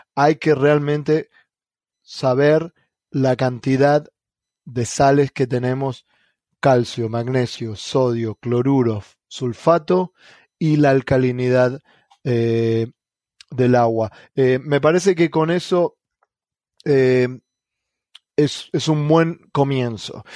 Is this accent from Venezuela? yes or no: no; Argentina; first language Spanish; moved away as an adult; now in United States; en mi país, en Argentina